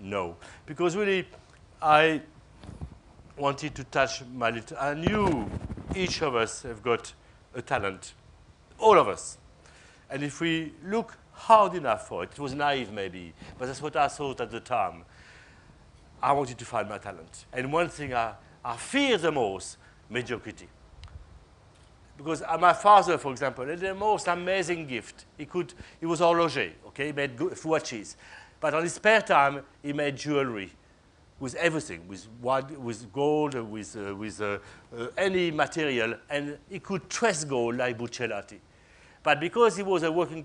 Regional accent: Besançon, Bourgogne-Franche-Comté, France; the center of my hometown called Besançon

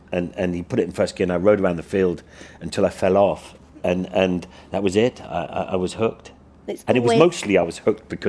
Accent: Ireland; I grew up in Ireland.

